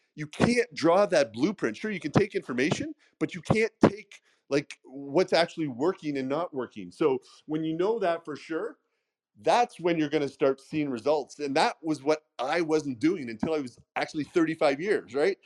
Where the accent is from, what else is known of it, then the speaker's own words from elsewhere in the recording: Canada; accent: Canadian; now in United States; I grew up not in the states. I grew up in Canada